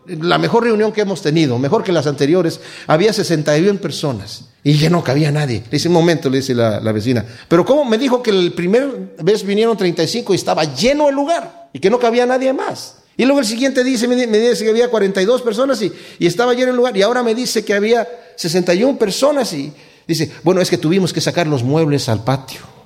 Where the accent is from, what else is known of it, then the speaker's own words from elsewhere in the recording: Mexico; now in United States; yo soy mexicano y mi esposa es de aquí de Estados Unidos